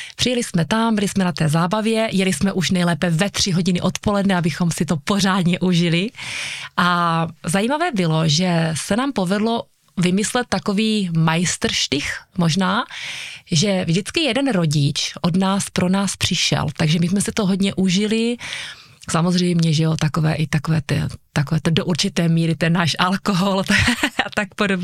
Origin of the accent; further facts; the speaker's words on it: Bystřice pod Lopeníkem, Zlín Region, Czechia; also born or lived in Uherské Hradiště; já jsem se narodila v Bystřici pod Lopeníkem, zde jsem žila vlastně celé mládí